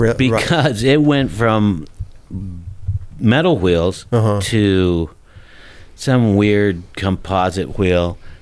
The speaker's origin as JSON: {"language": "English", "town": "Long Beach", "region": "California", "country": "United States", "tie": "born or raised there", "also_born_or_lived": "Pinole, California", "said": "But I was born in Long Beach, and then we moved back down to Long Beach."}